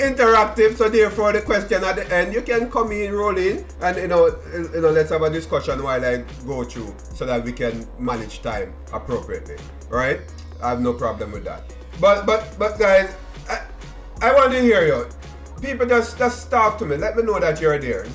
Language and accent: English; Kingston, Jamaica; moved away; growing up in Waterhouse, Seaview Gardens, right? Denham Town